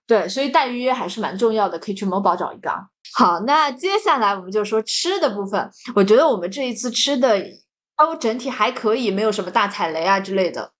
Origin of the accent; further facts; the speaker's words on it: Jiangsu-Zhejiang, China; 像我们江浙人就喜欢吃